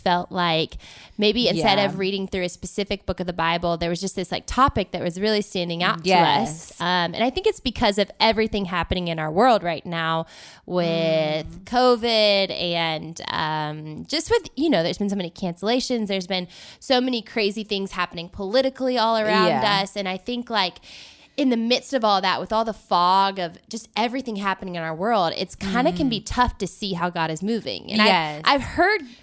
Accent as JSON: {"language": "English", "region": "North Carolina", "country": "United States", "moved": "as an adult", "lives_now": "Nashville, United States", "said": "I'm from North Carolina. My family lives there."}